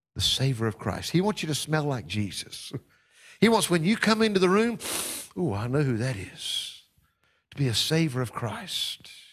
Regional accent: North Carolina, United States; my home state of North Carolina

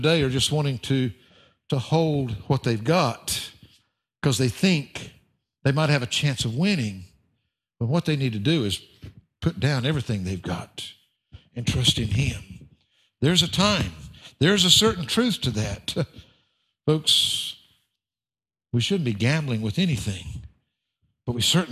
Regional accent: the South, United States; I'm from the South

